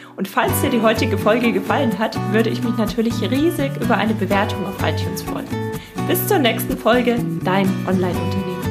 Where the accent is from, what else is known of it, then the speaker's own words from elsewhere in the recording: Germany; bei uns in Deutschland